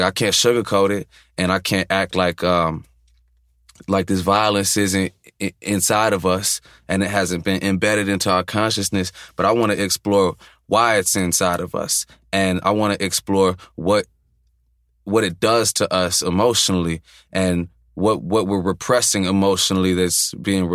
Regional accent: Chicago, Illinois, United States; growing up in Chicago, for me specifically, was at times kind of like a dual existence

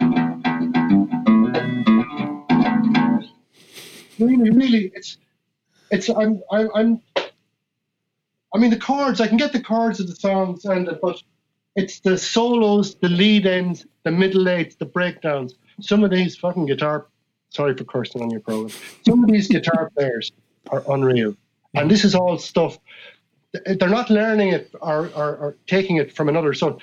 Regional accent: Ireland; I come from Ireland and that as a human being, I was born into the tradition

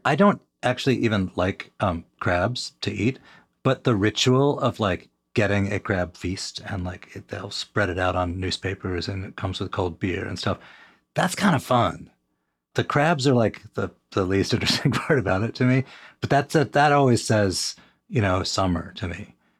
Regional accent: Montreal, Quebec, Canada; I grew up in Montreal and I know better than you.

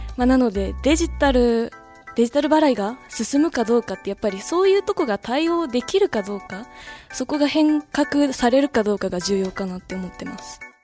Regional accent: Aichi, Japan; 地元愛知出身で

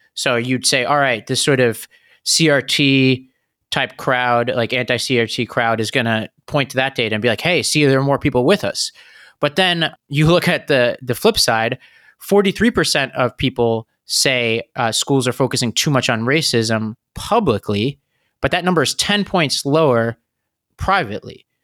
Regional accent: New York, United States; my home state of New York

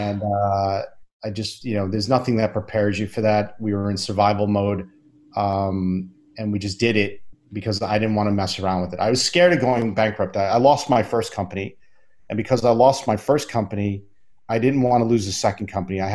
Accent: Long Island, New York, United States; I went to the library where I grew up on Long Island

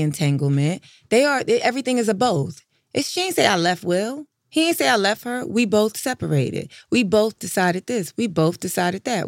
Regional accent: New York, United States; I'm from New York.

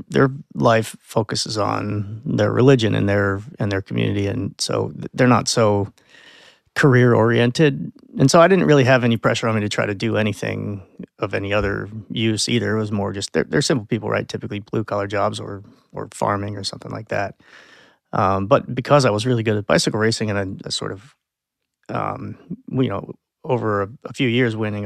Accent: Lancaster, Pennsylvania, United States; I grew up in Lancaster, Pennsylvania, as a Mennonite, fairly conservative family

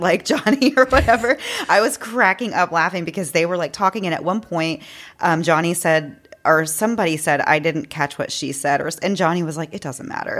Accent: Houston, Texas, United States; we're from Houston, which is a huge city

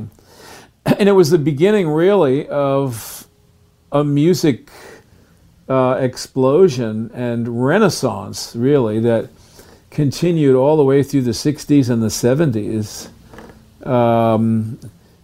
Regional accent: New Rochelle, New York, United States; I was born in New Rochelle, New York, which was outside of New York City.

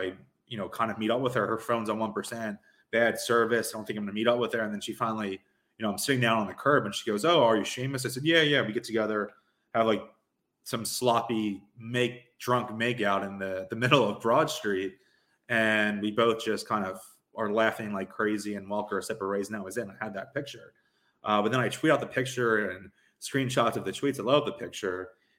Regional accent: Philadelphia, Pennsylvania, United States; I'm from South Philly.

